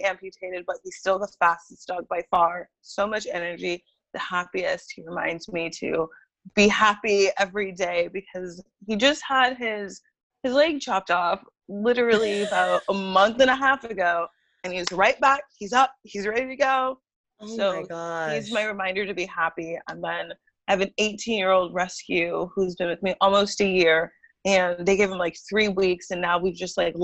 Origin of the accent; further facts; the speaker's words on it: Arroyo Grande, California, United States; moved away as an adult; now in Los Angeles, United States; I grew up in like Pismo Beach area. It's Aurora Grande, California